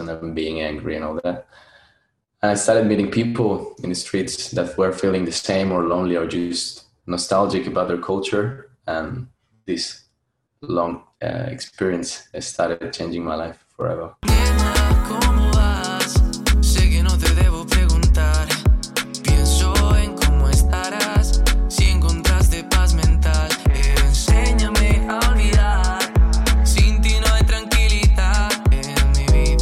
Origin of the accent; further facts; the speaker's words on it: Bogotá, Bogotá Capital District, Colombia; moved away as an adult; now in Melbourne, Australia; I come from Colombia. I'm from a town in the south of Bogota. Not town, like a suburb.